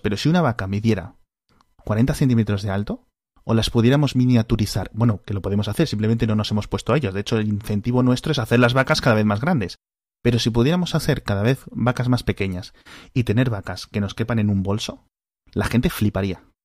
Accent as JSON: {"language": "Spanish", "country": "Spain"}